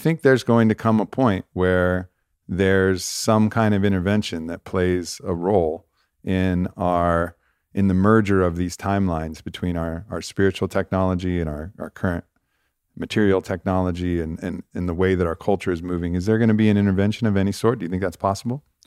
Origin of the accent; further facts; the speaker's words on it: Santa Monica, California, United States; I was born in Santa Monica.